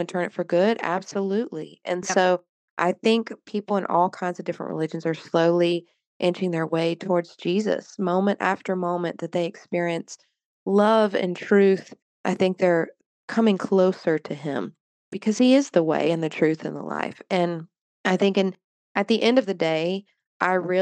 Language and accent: English; the Bible Belt, United States; growing up in the Bible Belt